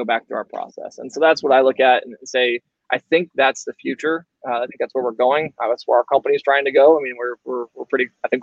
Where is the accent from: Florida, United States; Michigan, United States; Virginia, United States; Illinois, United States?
Florida, United States; I grew up fishing in Florida my entire life